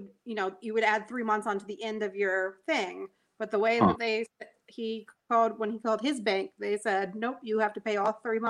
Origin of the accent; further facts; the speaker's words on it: Florida, United States; moved away as an adult; I'm from Florida. I don't do the cold